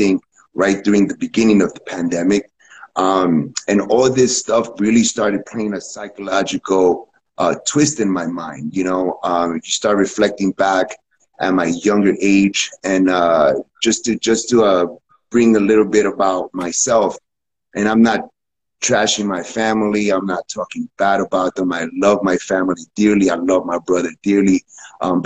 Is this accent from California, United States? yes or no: no; New York City, New York, United States; moved away as an adult; now in Costa Rica; I was born and raised in New York City